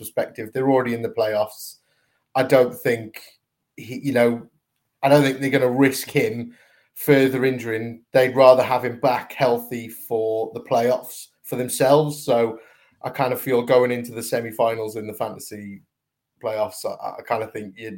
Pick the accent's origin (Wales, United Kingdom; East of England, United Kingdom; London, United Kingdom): Wales, United Kingdom; Welsh; now in Midlands, United Kingdom